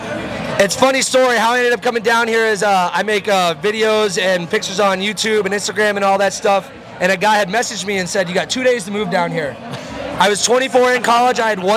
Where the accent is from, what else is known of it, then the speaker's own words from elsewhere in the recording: Oviedo, Florida, United States; Christmas Oviedo area.